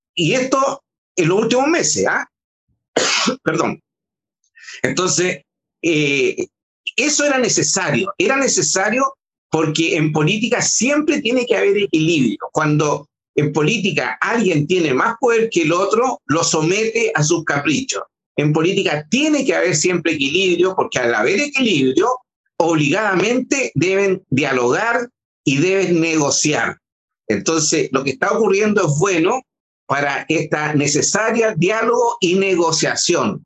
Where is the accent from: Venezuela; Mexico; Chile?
Chile; yo también soy chileno